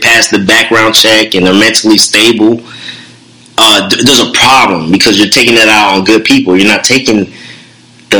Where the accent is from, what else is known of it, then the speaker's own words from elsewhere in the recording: United States; as an American